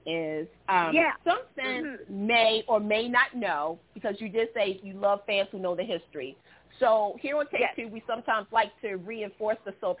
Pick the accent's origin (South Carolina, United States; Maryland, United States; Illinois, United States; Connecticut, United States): Maryland, United States; I'm from Maryland.